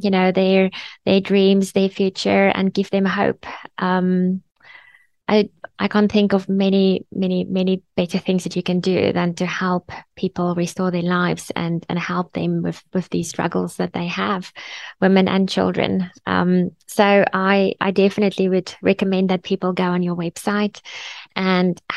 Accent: Bloemfontein, Free State, South Africa; moved away; I'm from Bloemfontein, originally

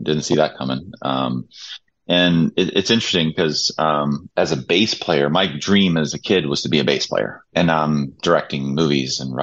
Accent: Stockholm, Stockholm County, Sweden; moved away; I came from Sweden, born in Stockholm

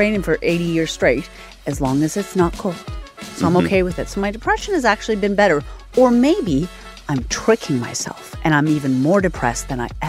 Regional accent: the Maritimes, Canada; now in Toronto, Canada; I grew up in the Maritimes where it's always just gloomy for the entire winter

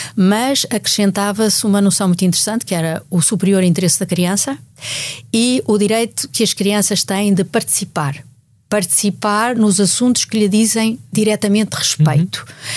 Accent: Portugal; como portuguesa e como mulher

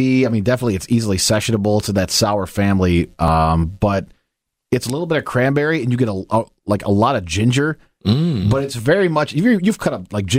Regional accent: Indiana, United States; I'm from Indiana. It's a long way home.

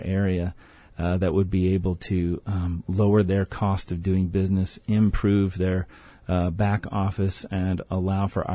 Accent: Austin, Texas, United States; moved away; I grew up in Austin

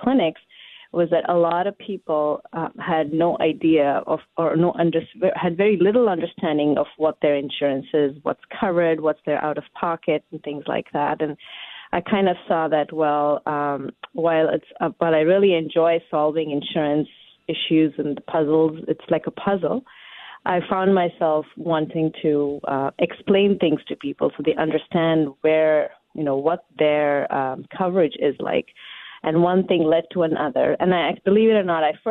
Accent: India; now in Washington, United States; I am from India

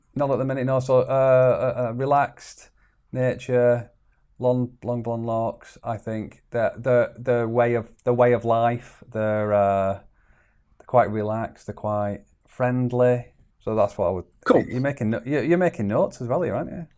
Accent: Chorley, North West England, United Kingdom; I'm, I'm from Chorley, northwest uh, England.

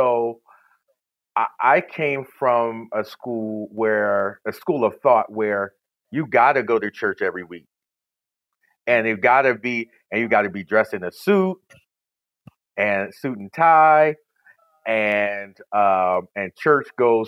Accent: Camden, New Jersey, United States; moved away as an adult; now in Moscow, Idaho, United States; I'm from Camden, New Jersey.

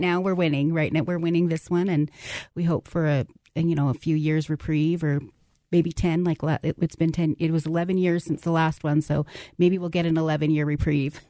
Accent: Farmington, New Mexico, United States; We're from New Mexico, from the Farmington area

